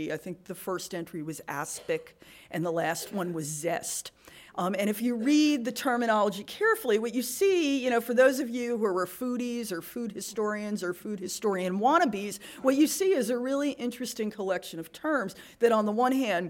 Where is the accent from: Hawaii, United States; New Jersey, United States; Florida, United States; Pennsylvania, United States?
New Jersey, United States; I'm from New Jersey